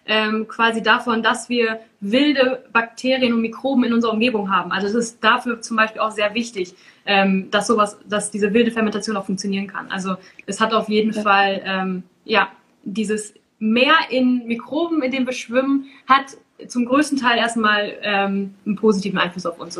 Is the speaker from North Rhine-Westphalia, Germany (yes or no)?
no; Lower Saxony, Germany; also born or lived in Essen / Göttingen; ich komme aus Ostfriesland und wir trinken da sehr viel Schwarztee. Und ähm, das Wasser da oben ist bei uns so weich und so gut, dass der Tee einfach herausragend gut schmeckt.